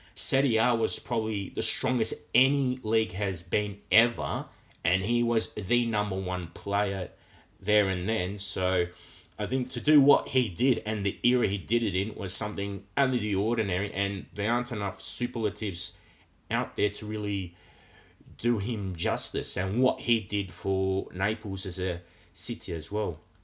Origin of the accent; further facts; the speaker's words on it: Australia; coming from Australia, where football is not the number one sport